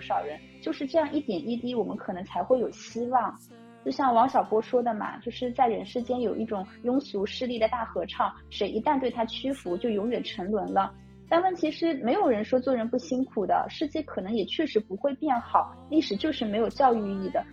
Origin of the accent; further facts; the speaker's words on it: Shanghai, China; 我们上海人有情调